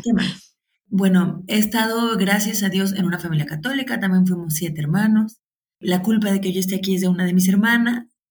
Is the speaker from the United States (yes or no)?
no; Guadalajara, Jalisco, Mexico; soy de Guadalajara, México